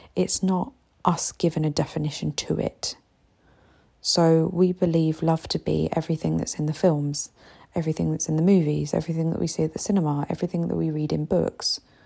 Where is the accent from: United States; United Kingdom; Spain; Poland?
United Kingdom; now in Egypt; as a British woman living here in Egypt